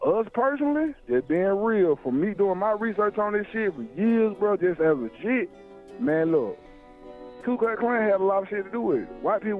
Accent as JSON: {"language": "English", "town": "Atlanta", "region": "Georgia", "country": "United States", "said": "I am actually from Atlanta."}